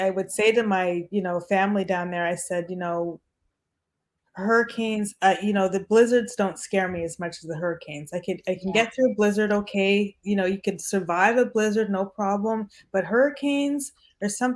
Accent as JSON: {"language": "English", "country": "Canada", "tie": "born or raised there", "also_born_or_lived": "Bahamas", "said": "I was born there, but I was raised in Canada."}